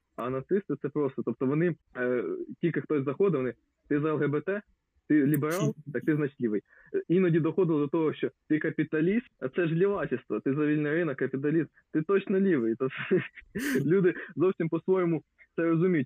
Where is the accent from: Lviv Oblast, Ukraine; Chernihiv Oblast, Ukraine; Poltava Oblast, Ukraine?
Poltava Oblast, Ukraine; Lubny; Я я з міста Лубни